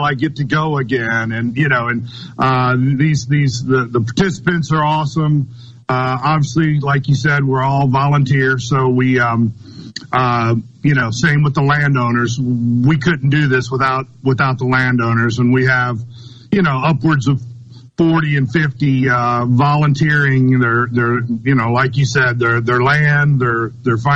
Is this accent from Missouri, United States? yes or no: yes; Missouri, United States; now in Madison, Mississippi, United States; I grew up in Missouri